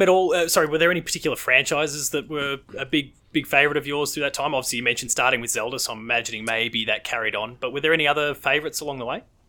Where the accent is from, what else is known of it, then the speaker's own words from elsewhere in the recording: Victoria, Australia; in my home state of Victoria